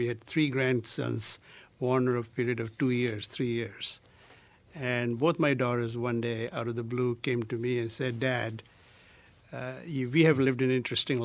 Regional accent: India; moved away; from my childhood growing up in India to my adult life

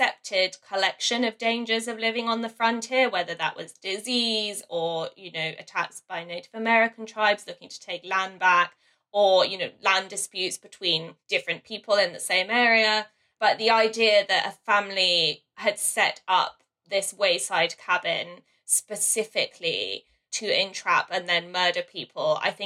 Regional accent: London, United Kingdom; I grew up in the London suburbs

